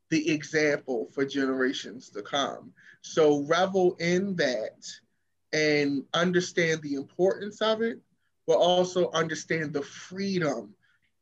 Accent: Baltimore, Maryland, United States; I'm from Baltimore and crabs are like our thing

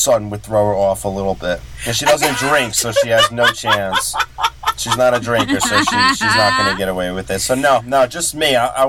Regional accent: Long Island, New York, United States; I grew up in a very old school Italian Long Island, New York family.

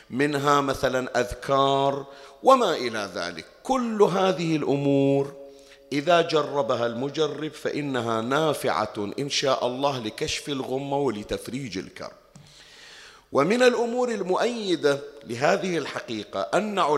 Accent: Bahrain; تعرف أنها القصة وين جرت عندنا بالبحرين وأنها كانت من قرون مضت وكان هناك تهديد لشيعة البحرين من خطر طائفي

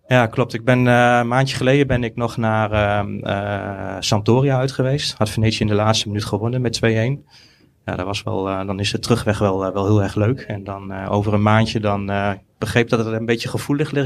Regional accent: Deventer, Overijssel, Netherlands; ik kom uit Deventer, ik ben in het centrum opgegroeid.

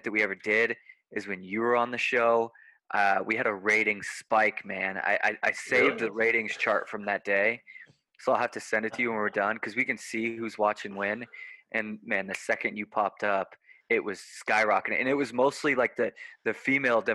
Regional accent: Fort Collins, Colorado, United States; now in Denver, United States; Growing up here, and I grew up in Fort Collins, so up the road a little bit.

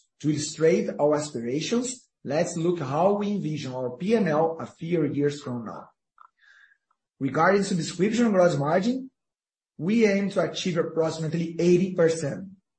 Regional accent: Brazil; English is a second language; We came from Brazil, we grew up in a place with inflationary recession.

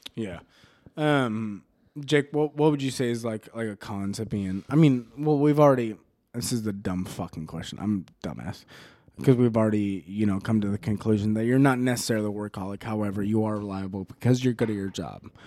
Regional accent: Mesa, Arizona, United States; moved away; also born or lived in El Paso, Texas; Mesa, Arizona is my hometown. Arizona is my home state

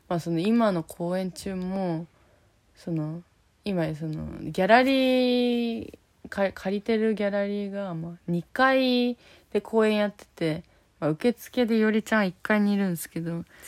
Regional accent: Fukuoka, Japan; now in Tokyo, Japan; 私たちは福岡出身なんで

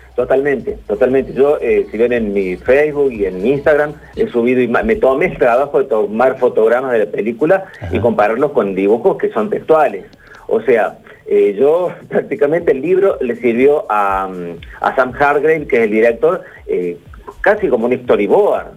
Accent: Córdoba, Argentina; soy cordobés y, esa estancia está aquí en Córdoba

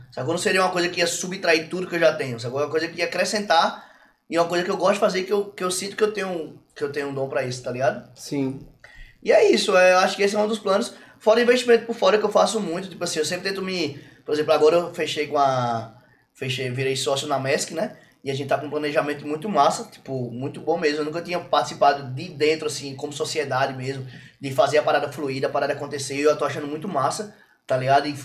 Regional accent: São Paulo, Brazil; eu me criei em São Paulo em baile.

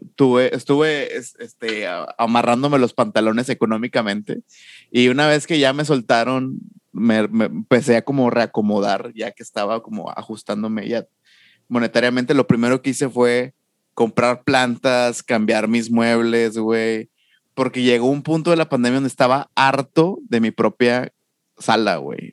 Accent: Monterrey, Nuevo León, Mexico; crecí y Nacho y yo crecimos en Mitras

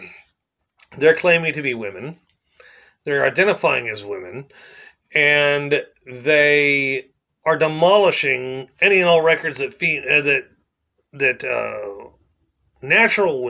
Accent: Plainview, United States; I was born in the ghetto here. I was born in Plainview, which back when I was born in 1980 was a slum

